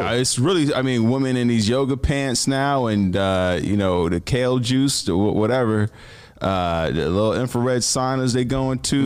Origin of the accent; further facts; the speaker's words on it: Chicago, Illinois, United States; I'm from Chicago